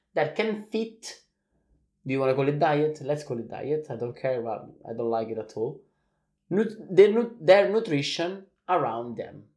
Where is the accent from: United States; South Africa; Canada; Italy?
Italy; we are coming from Italy. We have the same tradition